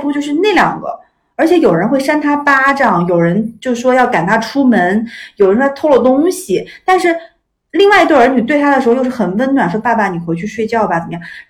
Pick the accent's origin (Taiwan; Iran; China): Iran; 我在伊朗长大，